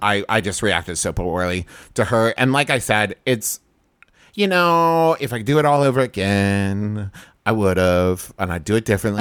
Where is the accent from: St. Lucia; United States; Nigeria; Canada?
United States; Huntington, West Virginia; I grew up in Huntington, West Virginia